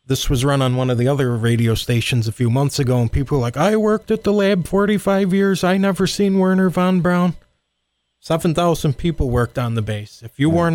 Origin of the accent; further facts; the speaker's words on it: Rome, United States; I'm from Rome.